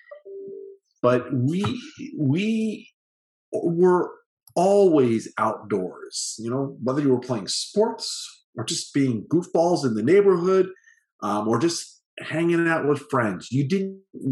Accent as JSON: {"language": "English", "area": "Long Island", "region": "New York", "country": "United States", "tie": "born or raised there", "also_born_or_lived": "Parkland, Florida", "moved": "yes", "said": "I had the totally perfectly normal childhood growing up on Long Island"}